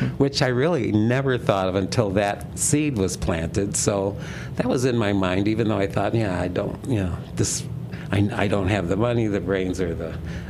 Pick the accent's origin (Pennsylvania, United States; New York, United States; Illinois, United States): New York, United States; Dunkirk; also born or lived in Boston; I'm from Dunkirk, born and raised in Dunkirk, New York